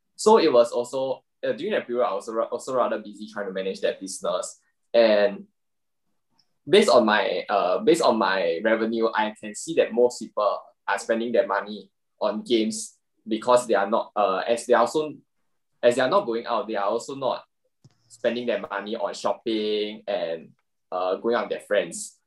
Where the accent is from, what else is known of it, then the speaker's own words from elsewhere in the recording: Singapore; as a Singaporean guy, I still have to do my IPPT every single year